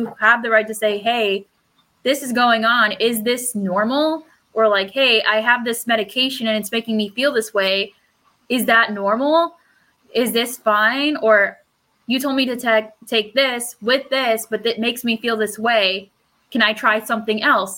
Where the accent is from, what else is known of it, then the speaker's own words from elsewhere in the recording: United States; first language Spanish; English is a second language; I'm a first-gen American, first-gen college student, first-gen college grad, but also an English second language learner. Spanish is my first language